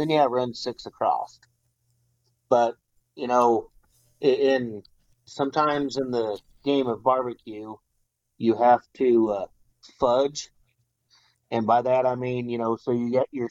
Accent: Centralia, United States; my hometown of Centralia

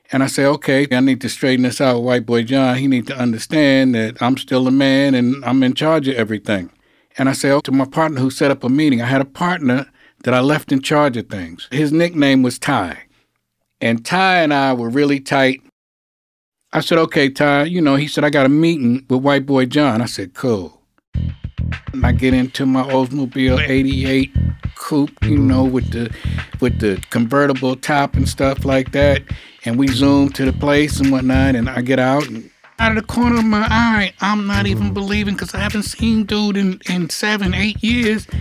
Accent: New York City, New York, United States; I was born in Harlem Hospital. I lived on Lenox Avenue between 118th and 119th Street

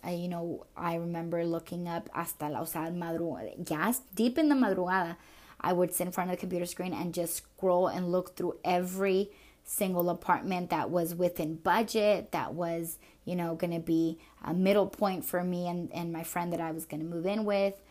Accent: Minnesota, United States; also born or lived in El Paso, Texas; de inmediato after I was born, I went back to Minnesota, and it wasn't until my um, my dad settled up in Minnesota that he took my mom with, and since the age of four, um, I was in Minnesota

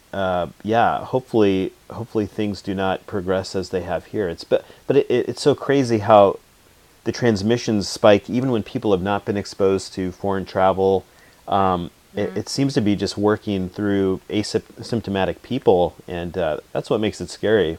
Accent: the Northwest, Pacific Northwest, United States; accent: Northwestern; my my Northwestern tongue

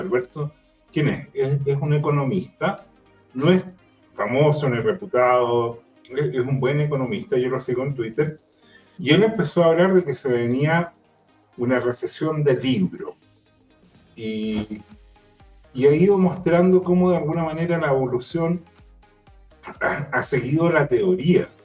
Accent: Los Ríos and Los Lagos regions, southern Chile, Chile; now in Santiago, Chile; la región de los ríos y de los lagos, donde yo nací

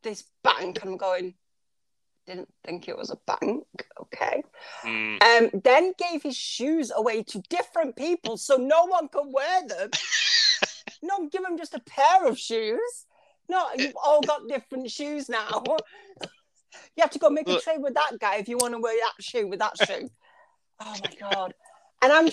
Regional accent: United Kingdom; I'm British

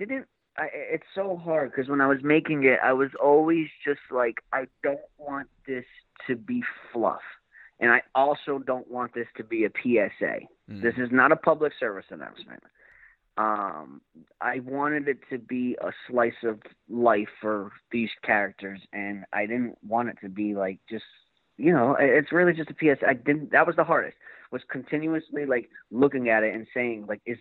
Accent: Fall River, Massachusetts, United States; growing up in Fall River.

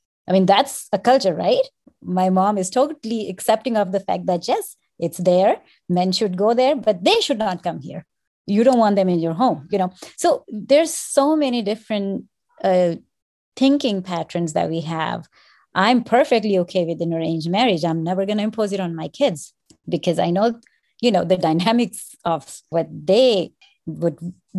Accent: Pakistan; moved away; 24 years ago, when I came from Pakistan, things were so different. I just went back again and I spent 10 days there.

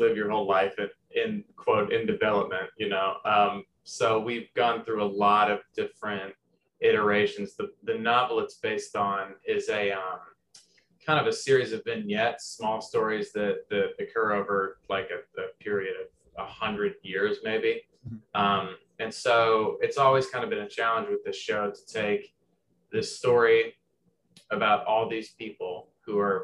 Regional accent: near Louisville, Kentucky, Southern Indiana, United States; basketball was my first language coming from Southern Indiana. I'm from 10 minutes outside of Louisville, Kentucky

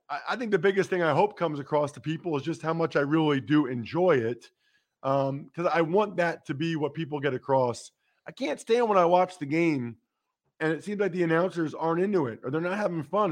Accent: outside Philadelphia, Pennsylvania, United States; I grew up outside of Phila-

